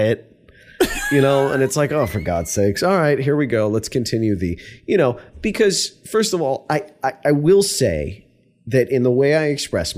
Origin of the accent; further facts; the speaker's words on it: New York, United States; moved away; also born or lived in Virginia; I was from New York